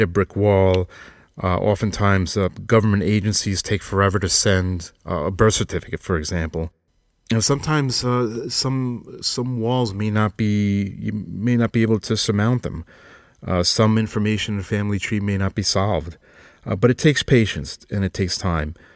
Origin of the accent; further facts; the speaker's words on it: Long Island, New York, United States; accent: Long Islander; moved away; I'm originally from Long Island, New York. So we say ant